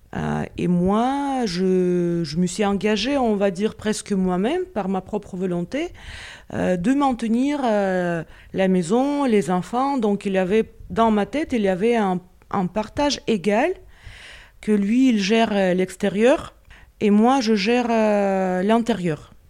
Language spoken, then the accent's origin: French; Moscow, Russia; French is a second language; moved away as an adult; now in France; j'ai laissé mon identité chez moi à Moscou